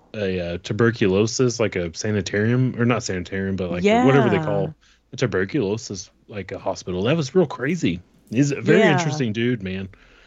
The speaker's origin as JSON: {"language": "English", "town": "Dallas", "region": "Texas", "country": "United States", "tie": "born or raised there", "said": "I grew up in Dallas, Texas."}